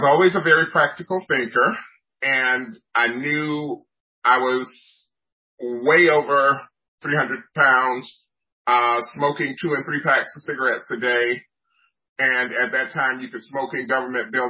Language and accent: English; Atlanta, Georgia, United States; moved away as an adult; now in Montreal, Canada; I'm in Montreal now, but I'm originally from Atlanta, Georgia.